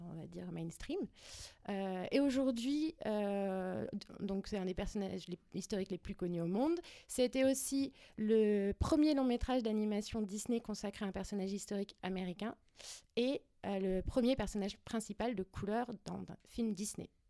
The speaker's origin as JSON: {"language": "French", "town": "Paris", "region": "Île-de-France", "country": "France", "said": "je suis parisienne"}